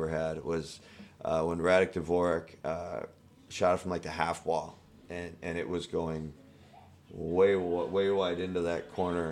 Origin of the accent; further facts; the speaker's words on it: United States; being an American